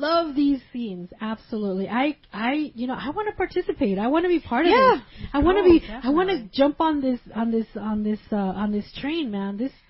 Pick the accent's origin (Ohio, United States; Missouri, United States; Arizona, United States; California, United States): California, United States; Gardena; and I'm here from Gardena.